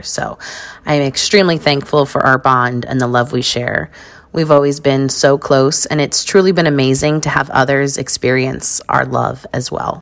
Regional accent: New York, United States; also born or lived in Las Vegas, Nevada; I was born in New York

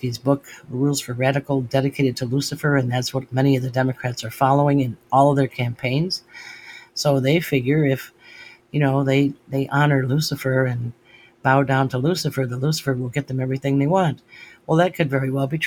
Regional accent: United States; they became Americans. And that's what I am. I'm an American

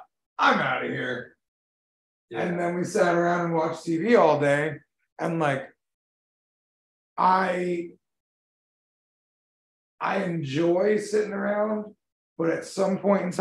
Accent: Florida, United States; moved away as an adult; I'm from Florida

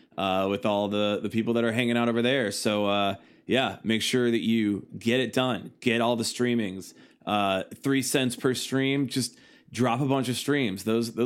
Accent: Louisiana, United States; for Los Angeles, and I'm like, no, Louisiana.

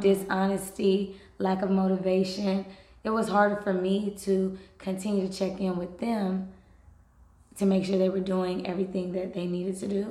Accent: Los Angeles, California, United States; Los Angeles is my hometown

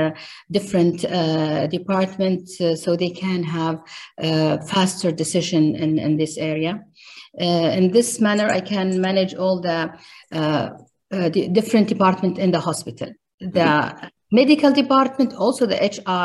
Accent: Riyadh, Riyadh Province, Saudi Arabia; I grew up in Riyadh, Saudi Arabia.

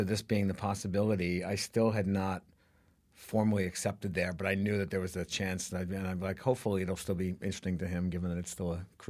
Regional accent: New York City, New York, United States; I grew up mostly in Brooklyn, New York. So I'm an original. I grew up in a parochial, mob-controlled Italian Brooklyn.

